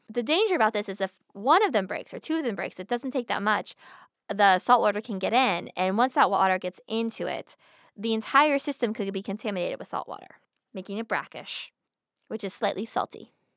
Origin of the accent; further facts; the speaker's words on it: Pennsylvania, United States; I'm from Pennsylvania